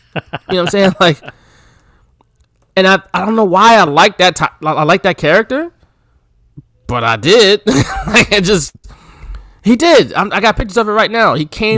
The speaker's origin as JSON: {"language": "English", "town": "Houston", "region": "Texas", "country": "United States", "said": "Like, we're not really from Harlem, but, you know, we from Houston, and that's still tough, too."}